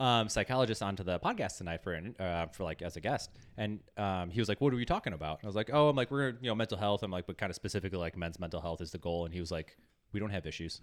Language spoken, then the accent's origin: English; Chicago, Illinois, United States; I'm from Chicago.